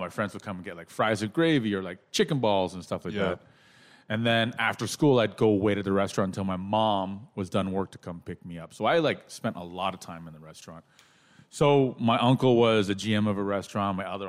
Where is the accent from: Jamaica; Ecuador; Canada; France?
Canada; Toronto, Ontario; I'm a Toronto kid, born and raised.